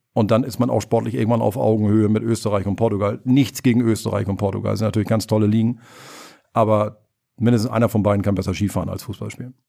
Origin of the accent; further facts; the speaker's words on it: Germany; bei uns in Deutschland